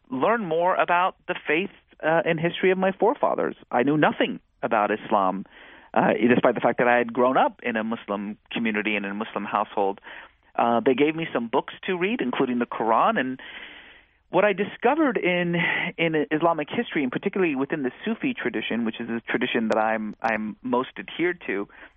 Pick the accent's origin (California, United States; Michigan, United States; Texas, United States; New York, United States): California, United States; also born or lived in Iran; growing up in California in the 1980s